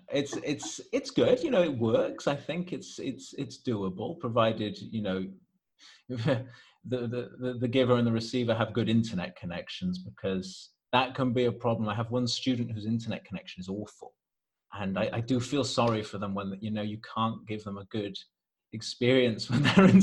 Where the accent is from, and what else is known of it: Wales, United Kingdom; accent: Welsh; now in Italy